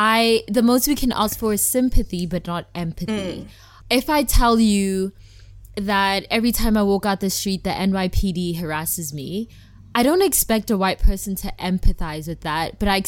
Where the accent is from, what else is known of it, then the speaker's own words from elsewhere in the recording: South Africa; And just the fact that I'm South African, but I don't feel South African because I haven't really lived there much, like, that affects my Blackness.